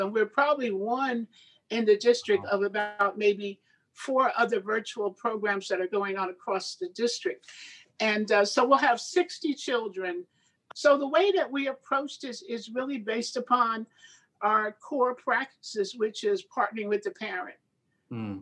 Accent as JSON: {"language": "English", "town": "Red Bank", "region": "New Jersey", "country": "United States", "tie": "born or raised there", "said": "my hometown, Red Bank, New Jersey"}